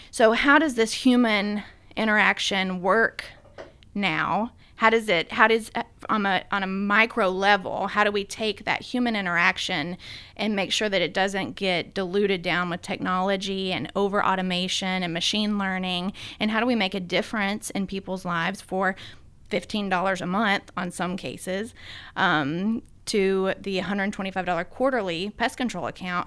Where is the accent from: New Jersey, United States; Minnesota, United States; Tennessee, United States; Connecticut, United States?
Tennessee, United States; Sumner County; also born or lived in Boston, Massachusetts; I grew up in Tennessee, here in Sumner County